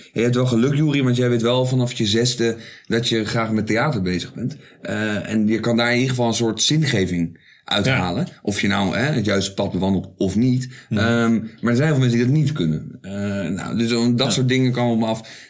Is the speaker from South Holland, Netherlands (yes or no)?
yes; Zoetermeer, South Holland, Netherlands; ik kom oorspronkelijk uit Soetermeer